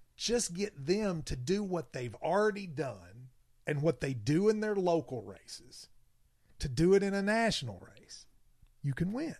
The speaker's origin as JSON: {"language": "English", "region": "Southeast Kentucky", "country": "United States", "said": "I'm from Southeast Kentucky, like you all"}